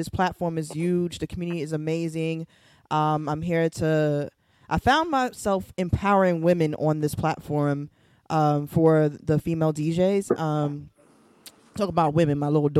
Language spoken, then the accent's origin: English; New York City, New York, United States; I'm from Brooklyn, New York. I'm also an educator here in New York City